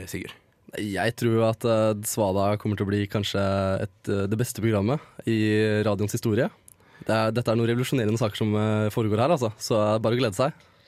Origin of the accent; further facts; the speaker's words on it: Mysen, Østfold, Norway; som en gutt fra Mysen